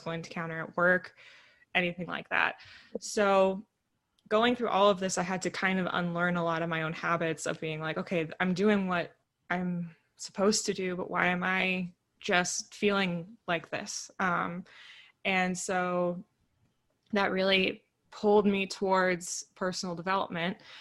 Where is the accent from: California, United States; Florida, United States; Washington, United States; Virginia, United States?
California, United States; Northern; the small town that i grew up in and so coming back and then moving to Southern California because I'm from Northern California